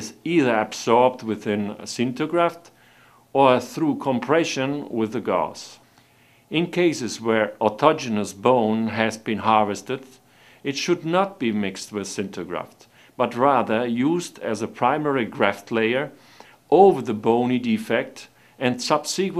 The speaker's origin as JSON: {"language": "English", "country": "Italy", "said": "I'm a dentist from Italy. I practice in Rome"}